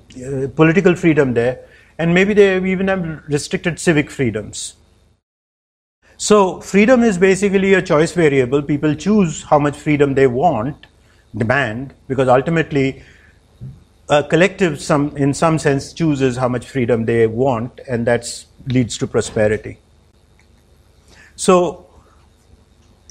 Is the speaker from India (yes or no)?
yes; India; also born or lived in United States; I'm from India. I've lived and born in India. I lived in the US